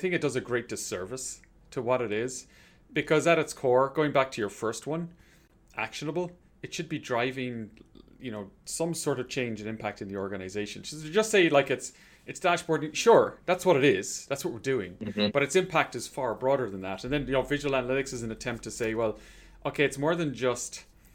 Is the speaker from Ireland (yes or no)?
yes; Ireland; I'm from Ireland